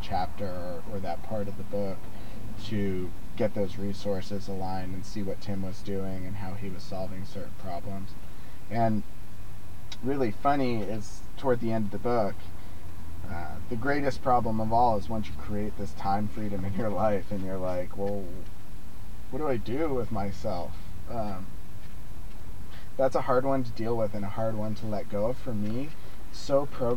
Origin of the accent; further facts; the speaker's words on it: Rio Rancho, New Mexico, United States; moved away; also born or lived in Vancouver; my hometown of Rio Rancho, New Mexico